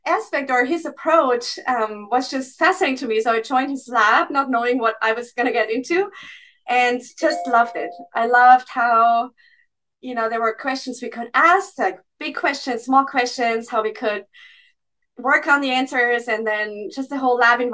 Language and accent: English; Austria; moved away as an adult; also born or lived in Graz, Austria; now in Boston, United States; I come from a non-medical family. So my whole family are farmers and teachers from the countryside, really, in Austria.